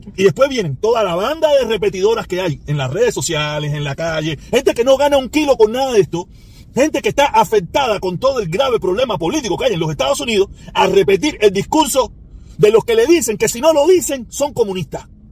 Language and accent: Spanish; Cuba; now in United States; no somos los cubanos los únicos